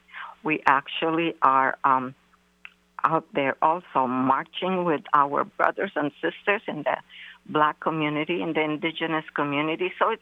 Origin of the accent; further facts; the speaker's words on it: San Francisco, California, United States; moved away as an adult; also born or lived in Philippines / New York; now in Seattle, United States; I am an immigrant from the Philippines. I grew up in San Francisco and went to Balboa High School with Calvin Jones. I moved to Seattle in 1983 when two of our community members were murdered by the Marcos dictatorship.